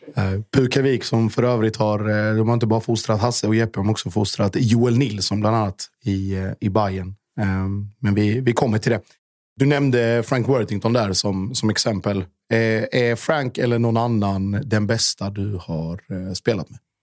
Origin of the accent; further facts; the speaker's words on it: Gammalstorp/Norje/Mjällby area, Blekinge, Sweden; det här är ju mina hemtrakter